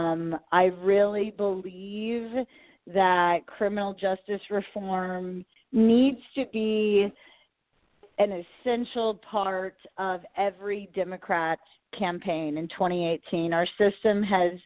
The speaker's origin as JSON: {"language": "English", "region": "Kansas", "country": "United States", "tie": "born or raised there", "said": "I was involved in a campaign here in my hometown around the beginning of the year."}